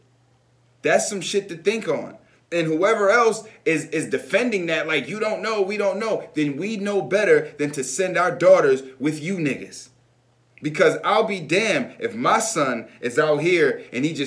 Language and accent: English; United States